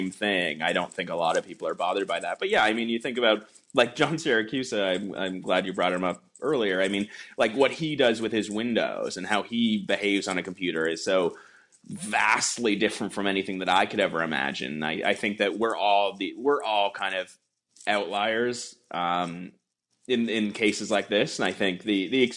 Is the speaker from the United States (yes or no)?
no; Canada; as a Canadian citizen